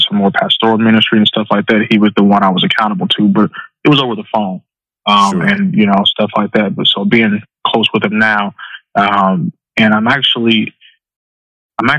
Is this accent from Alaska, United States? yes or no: no; Central Illinois, United States; moved away as an adult; now in Southern California, United States; Right now I'm living out in Southern California, but I'm originally from Central Illinois